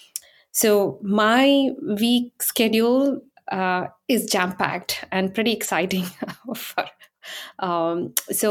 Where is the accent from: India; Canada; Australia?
India; moved away as an adult; now in Silicon Valley, United States; I was born and raised in India